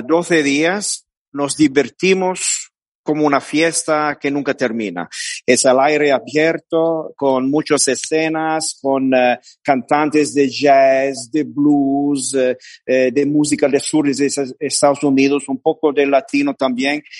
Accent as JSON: {"language": "Spanish", "region": "Quebec", "country": "Canada", "second_language": "Spanish", "said": "en Quebec, la gastronomía es, eh, eh, para nosotros es vivir"}